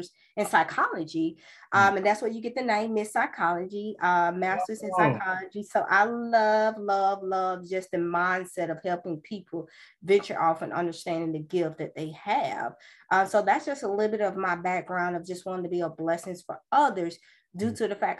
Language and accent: English; Birmingham, Alabama, United States; born and raised in Birmingham, Alabama